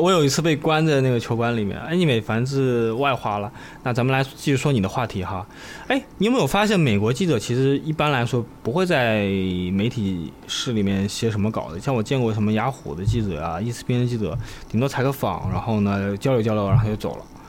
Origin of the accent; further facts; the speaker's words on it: China; 像我们中国人比较害怕。